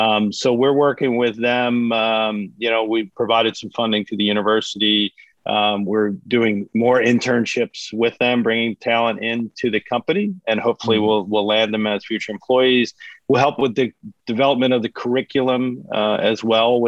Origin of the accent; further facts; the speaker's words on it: South Jersey near Atlantic City, New Jersey, United States; I am from South Jersey near Atlantic City